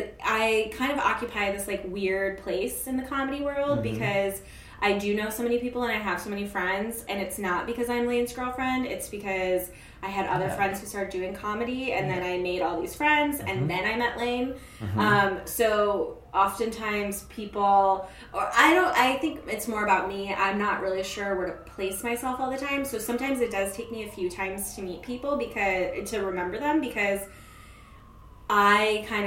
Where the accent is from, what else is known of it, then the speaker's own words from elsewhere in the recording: New York, United States; I'm a New Yorker.